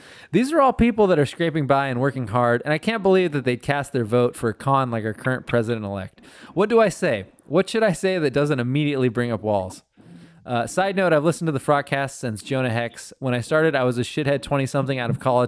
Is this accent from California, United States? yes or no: yes; Fresno, California, United States; I grew up in Fresno